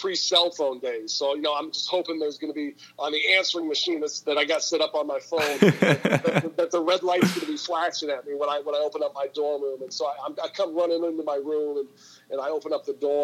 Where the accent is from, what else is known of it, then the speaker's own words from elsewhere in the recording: Menlo Park, California, United States; moved away as an adult; also born or lived in New England; I've been born and raised in California